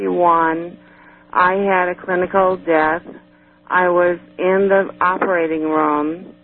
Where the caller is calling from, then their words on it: Cleveland, Ohio, United States; I'm calling from Cleveland, Ohio.